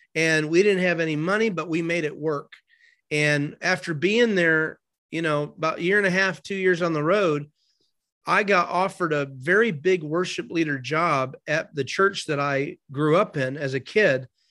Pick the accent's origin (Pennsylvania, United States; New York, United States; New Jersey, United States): New York, United States; Binghamton; now in Florida, United States; my hometown in Binghamton, New York